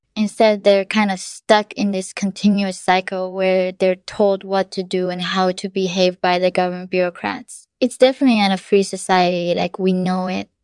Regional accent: North Korea; moved away as an adult; also born or lived in China; I was born in North Korea in nineteen eighty-four. I grew up there

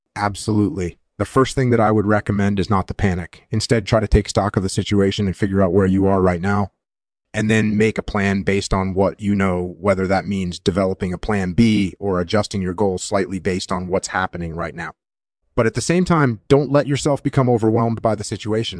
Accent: Netherlands; moved away; also born or lived in United States; I was born in the Netherlands, and I did my military service in the Netherlands

